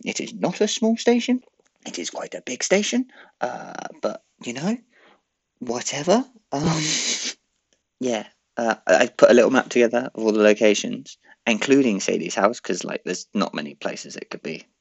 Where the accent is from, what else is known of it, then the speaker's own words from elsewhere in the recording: Swindon, South West England, United Kingdom; good old Swindon. That's my, I suppose, my hometown.